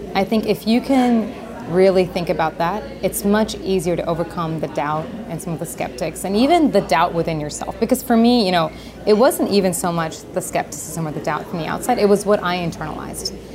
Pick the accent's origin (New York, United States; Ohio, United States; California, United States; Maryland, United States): Maryland, United States; Howard County; Growing up in a place like Howard County, you see so much abundance